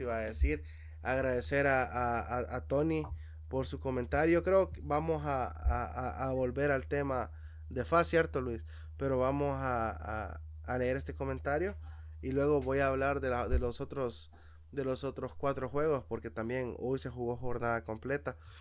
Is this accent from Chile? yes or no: no; Metapán, Santa Ana, El Salvador; nosotros seamos nacidos y criados allá en Metapán